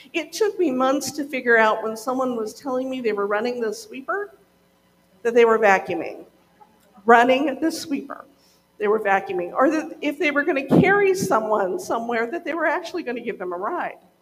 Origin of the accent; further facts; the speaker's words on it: Montana, United States; moved away as an adult; also born or lived in Oregon; I grew up in Montana